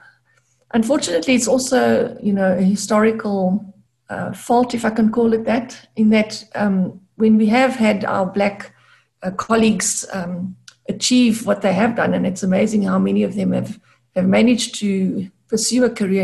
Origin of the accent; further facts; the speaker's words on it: Gqeberha, Eastern Cape, South Africa; I grew up in Gqeberha, or Port Elizabeth as it was formerly known, a smallish town.